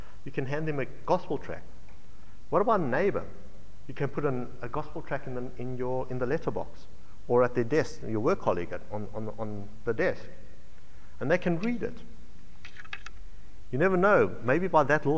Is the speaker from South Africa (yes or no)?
yes; South Africa; now in Australia; I come from South Africa